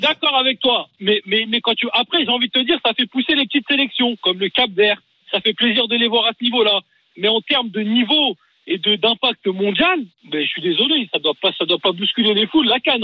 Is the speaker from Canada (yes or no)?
no; Algeria; Je suis algérien